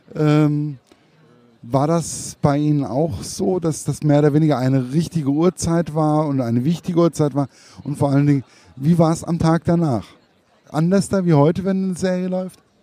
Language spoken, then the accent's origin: German; Hesse, Germany; Als Hesse